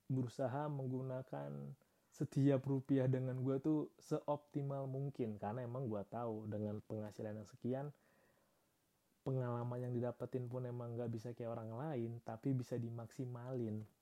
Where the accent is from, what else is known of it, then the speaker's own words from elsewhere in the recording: Yogyakarta, Special Region of Yogyakarta, Indonesia; ya harga rumah di Jogja tuh mahal banget anjir beneran dah gue sebagai warga Jogja kota